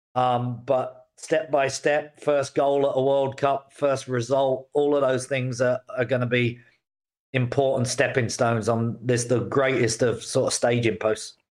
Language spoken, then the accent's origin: English; Canada; now in New York City, United States; being a Canadian myself